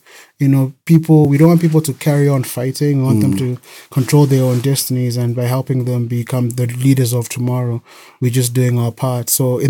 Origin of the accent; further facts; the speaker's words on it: Harare, Zimbabwe; moved away as an adult; also born or lived in Bulawayo, Zimbabwe / Cape Town, South Africa; I was born in Bulawayo, the second biggest city in Zimbabwe. Bulawayo. Okay. But I grew up in Harare, Zimbabwe, which is the capital city.